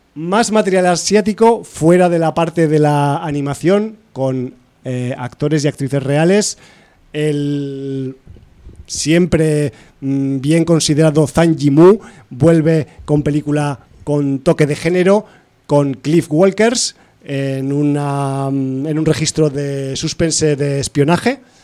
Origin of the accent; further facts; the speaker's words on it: Aragon, Spain; soy de Aragón